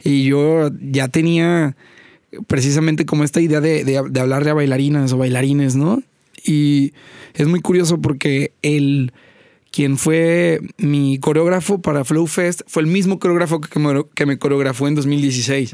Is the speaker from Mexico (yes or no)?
yes; Poza Rica, Veracruz, Mexico; also born or lived in Xalapa / Mexico City; Yo nací en Poza Rica, estuve ahí hasta los 12, 13 años